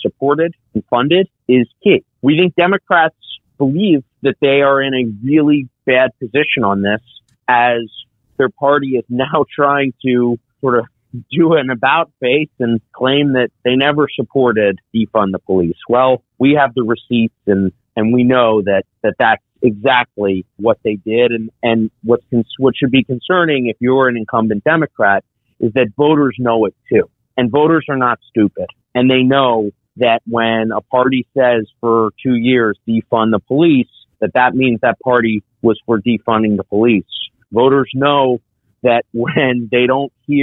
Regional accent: Pennsylvania, United States; my home state of Pennsylvania, in Pittsburgh

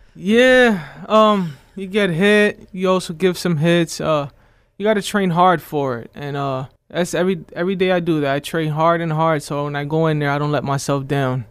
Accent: Scranton, Pennsylvania, United States; I'm from Scranton, P A, originally, born and raised.

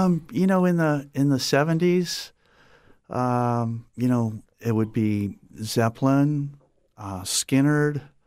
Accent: Napoleon, Ohio, United States; moved away as an adult; also born or lived in Trenton, New Jersey / Southwest Florida; now in Fort Myers, United States; I grew up in Ohio. We moved there, uh, from Trenton, New Jersey at the age of three. And so I spent, you know, the next thirty-seven years in Ohio in a small little town called Napoleon

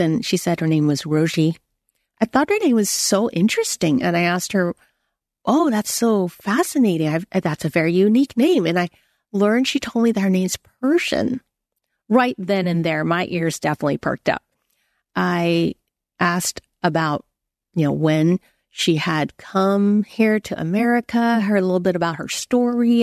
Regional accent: United States; I'm Chinese American

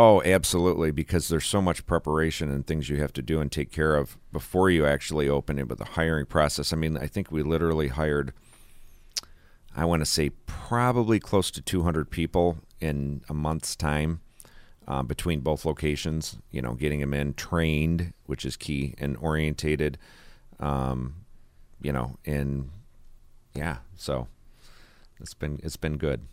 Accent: Olean, New York, United States; I am from Olean

